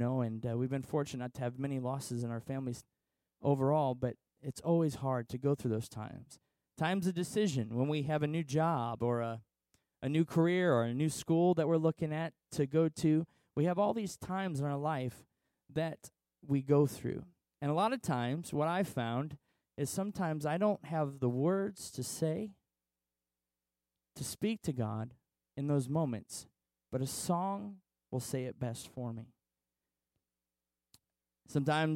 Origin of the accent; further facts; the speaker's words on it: Washington, Illinois, United States; I'm a local boy. I grew up in Washington.